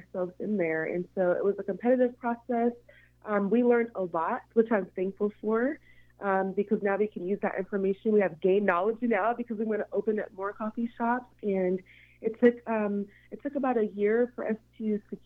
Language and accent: English; Seattle, Washington, United States; I am born and raised in Seattle